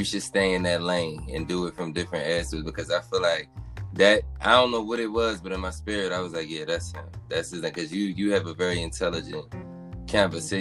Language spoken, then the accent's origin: English; Philadelphia, Pennsylvania, United States; I'm out there on 10th and, like, right off 10th and Girard